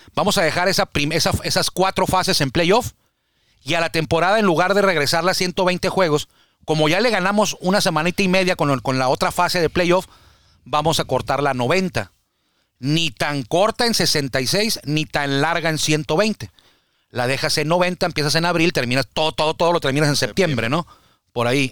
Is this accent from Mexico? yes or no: yes; Baja California, Mexico; somos aquí de Baja California